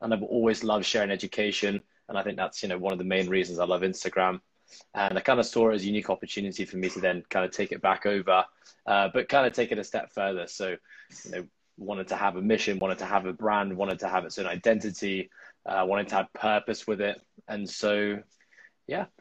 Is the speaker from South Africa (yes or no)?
no; Hong Kong; I'm born and raised in Hong Kong